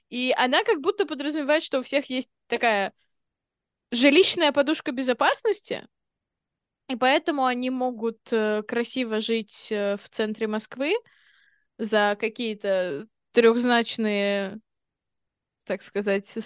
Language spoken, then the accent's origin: Russian; England, United Kingdom; Извините, я из Англии просто.